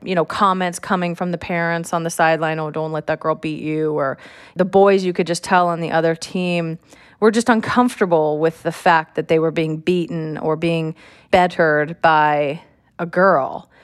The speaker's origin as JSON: {"language": "English", "region": "California", "country": "United States", "said": "I'm from California"}